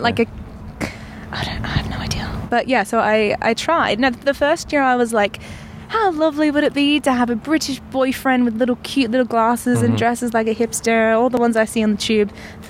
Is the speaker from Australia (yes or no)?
yes; Perth, Western Australia, Australia; also born or lived in Melbourne; Yes. Well, no, I was born in Melbourne, and then I moved to Perth when I was about 8, and yeah.